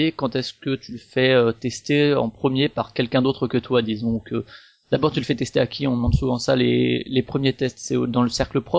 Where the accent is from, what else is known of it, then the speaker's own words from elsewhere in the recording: Strasbourg, Grand Est, France; comme moi je suis de Strasbourg aussi et que je passe souvent effectivement à la boutique